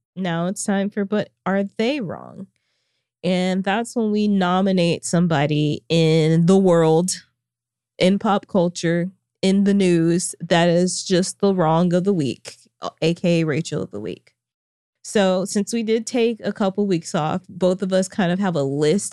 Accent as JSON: {"language": "English", "town": "Springdale", "region": "Arkansas", "country": "United States", "tie": "born or raised there", "said": "my hometown of Springdale, Arkansas"}